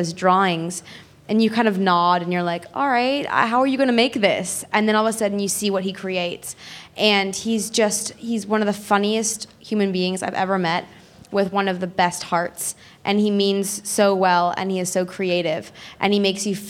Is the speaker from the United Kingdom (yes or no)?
yes; Guildford, South East England, United Kingdom; I'm from Guildford